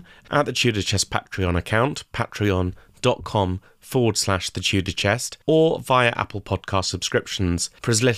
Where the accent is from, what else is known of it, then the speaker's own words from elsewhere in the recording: Epsom, South East England, United Kingdom; now in Sutton, United Kingdom; I grew up in Epsom